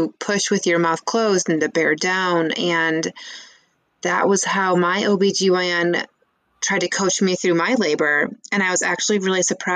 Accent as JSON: {"language": "English", "region": "Michigan", "country": "United States", "also_born_or_lived": "California / Colorado", "moved": "as an adult", "said": "So I am a Midwest girl. I'm from Michigan."}